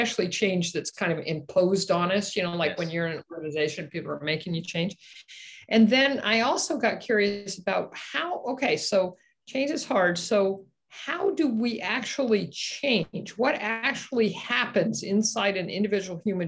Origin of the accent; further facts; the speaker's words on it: Omaha, Nebraska, United States; I grew up in Omaha, Nebraska, right in the middle of the Midwest.